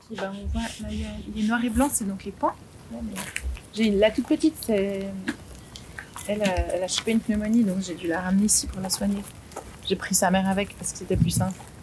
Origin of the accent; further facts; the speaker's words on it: Geneva, Switzerland; moved away as an adult; now in Palézieux, Switzerland; J'ai grandi à Genève